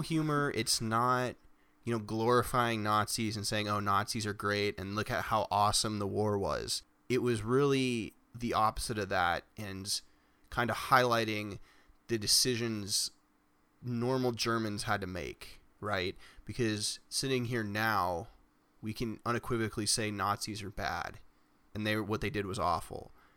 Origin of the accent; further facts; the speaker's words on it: United States; Growing up in America